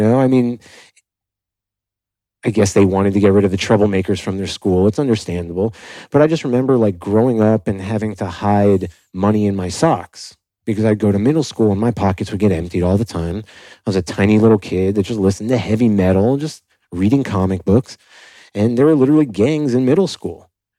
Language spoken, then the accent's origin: English; Miami, Florida, United States; Yeah, I grew up in Miami